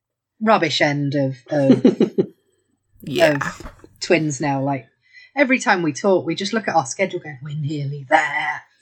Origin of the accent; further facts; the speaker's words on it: United Kingdom; I'm British.